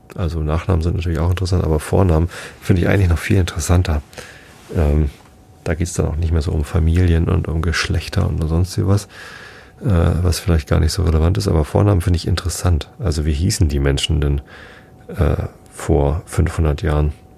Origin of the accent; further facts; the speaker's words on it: Wistedt, Lower Saxony, Germany; ich bin in Wistedt aufgewachsen, samt Gemeinde Tostit